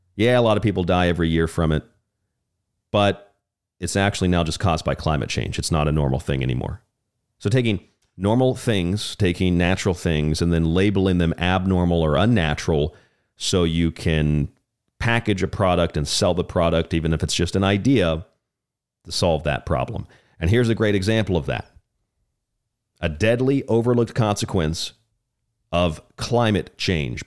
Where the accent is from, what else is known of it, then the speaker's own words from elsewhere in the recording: Tampa, Florida, United States; now in Tucson, United States; I grew up in Florida. I'm from Florida. I'm a Florida man.